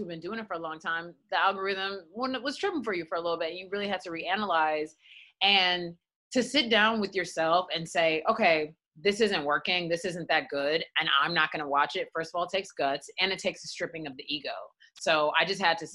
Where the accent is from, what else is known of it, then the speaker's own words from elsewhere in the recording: United States; I have Nigerian blood running through my veins, but I was raised in America